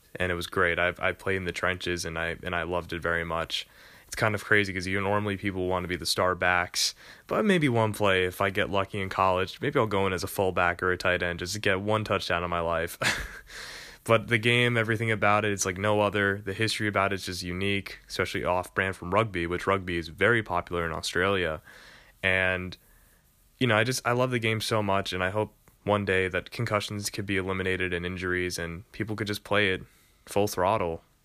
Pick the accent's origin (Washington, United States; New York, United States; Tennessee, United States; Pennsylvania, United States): New York, United States; I am from New York